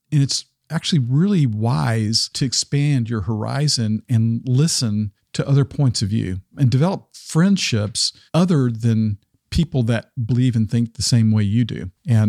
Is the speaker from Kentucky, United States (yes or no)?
no; Arkansas, United States; You know, I grew up in Arkansas, which tended to be in the corner of the state, tended to be very Republican.